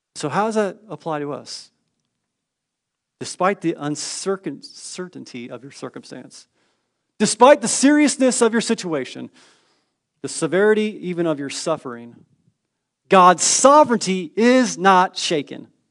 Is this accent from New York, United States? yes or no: no; Northern California, United States; moved away; I grew up in Northern California quite some time